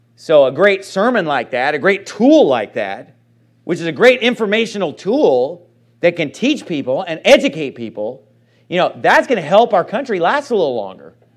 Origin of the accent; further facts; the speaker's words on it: Sacramento, California, United States; moved away; My hometown, I, I love Sacramento